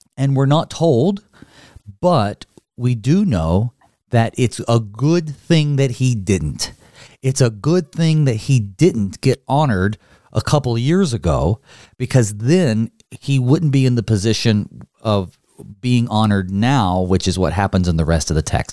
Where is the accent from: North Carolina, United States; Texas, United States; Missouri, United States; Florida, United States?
North Carolina, United States; now in Minnesota, United States; I grew up in North Carolina, and now I'm here, here in Minnesota